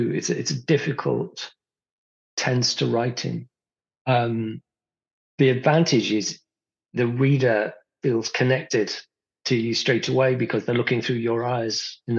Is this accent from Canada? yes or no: no; Rotherham, Yorkshire and the Humber, United Kingdom; born there; I was born in 1963 in Rotherham.